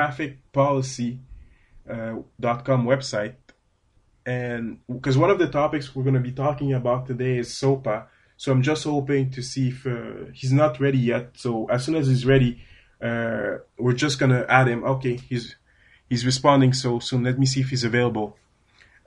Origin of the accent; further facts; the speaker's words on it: Canada; accent: French-Canadian; my French-Canadian accent. Yes, I'm a Canadian. I speak French